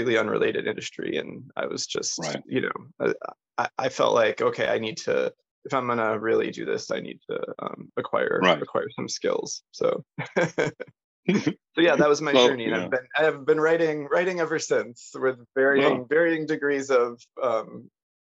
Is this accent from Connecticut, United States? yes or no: yes; Northwest Connecticut, United States; moved away; also born or lived in New York City; I grew up in the Northeast in Northwest Connecticut.